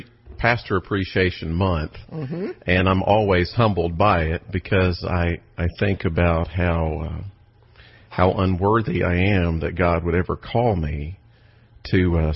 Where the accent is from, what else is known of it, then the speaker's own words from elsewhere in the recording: Texas, United States; Crunchy Ice. I mean, what's not to like about Texas?